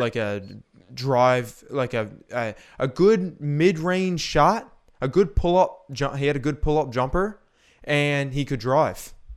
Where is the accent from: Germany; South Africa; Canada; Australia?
Canada; I'm Canadian